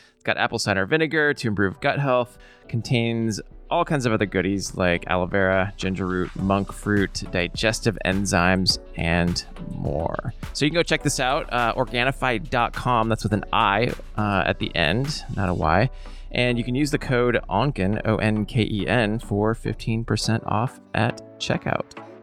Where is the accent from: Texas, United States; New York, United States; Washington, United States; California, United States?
Washington, United States; Seattle; moved away; I grew up in Seattle